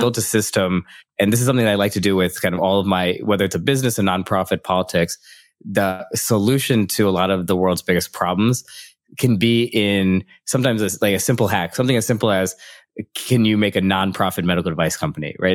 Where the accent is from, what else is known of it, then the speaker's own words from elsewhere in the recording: Midwest of the United States, United States; moved away as an adult; also born or lived in San Francisco; I was from the Midwest of the United States